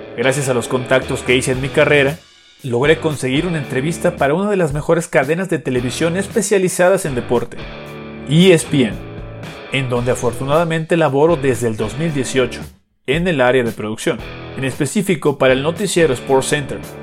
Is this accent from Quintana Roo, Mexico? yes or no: yes; Cancún, Quintana Roo, Mexico; desde muy pequeño mi familia se mudó a esta ciudad del Caribe mexicano